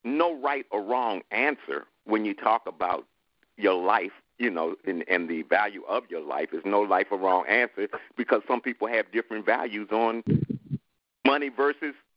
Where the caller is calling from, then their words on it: Chicago, Illinois, United States; I'm calling from Chicago